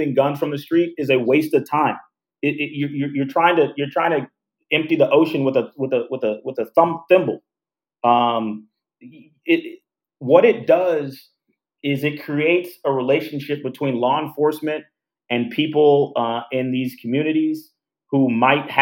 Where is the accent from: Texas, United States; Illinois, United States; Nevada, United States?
Texas, United States; Houston; now in Chicago, United States; I'm from Houston, right? Houston is the fourth largest city in the United States, right? So it's not like I'm from a small town.